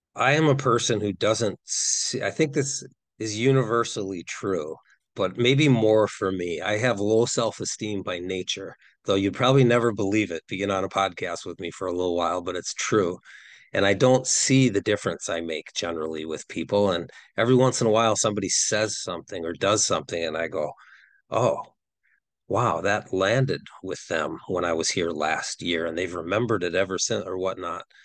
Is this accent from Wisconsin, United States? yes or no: yes; Wisconsin, United States; I'm from Wisconsin